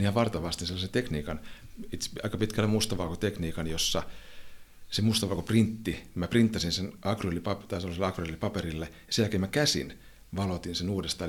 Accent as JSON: {"language": "Finnish", "country": "Finland", "said": "me ollaan Suomesta kotosi olevia juntteja"}